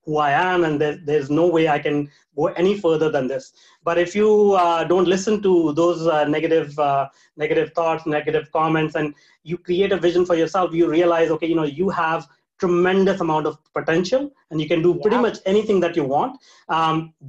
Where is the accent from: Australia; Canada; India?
India; moved away; I was born in India. So I was raised, brought up in a very small town in India with very limited opportunities